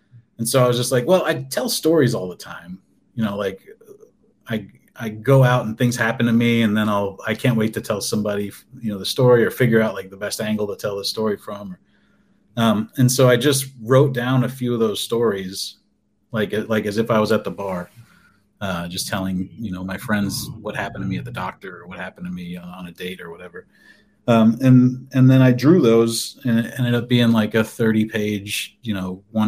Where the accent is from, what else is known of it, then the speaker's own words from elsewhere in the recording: Colorado, United States; also born or lived in South Dakota; I grew up in Colorado, and I went to art school there. And then I moved to South Dakota, and I lived there for the 6 years while I was working at the TV station.